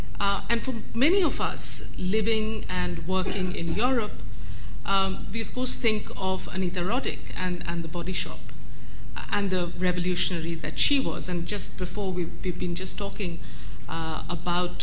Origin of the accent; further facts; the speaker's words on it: India; moved away; I grew up in India